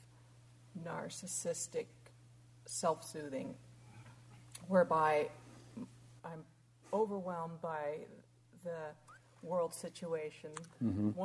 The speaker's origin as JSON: {"language": "English", "country": "United States", "said": "as an American"}